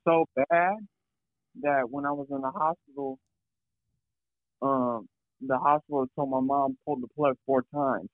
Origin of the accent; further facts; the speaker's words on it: Fresno, California, United States; from Fresno, Cal